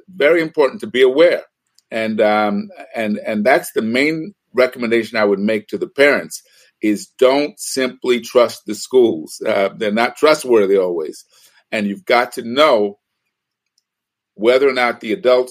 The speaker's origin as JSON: {"language": "English", "town": "New York City", "region": "New York", "country": "United States", "tie": "born or raised there", "also_born_or_lived": "Bay Area, California / Los Angeles, United States", "moved": "yes", "said": "I was involved in my community first as a young person growing up in New York City and then in the Bay Area."}